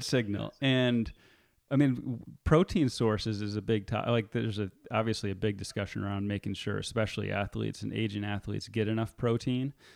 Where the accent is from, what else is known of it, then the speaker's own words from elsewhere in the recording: Marin, California, United States; my hometown in Marin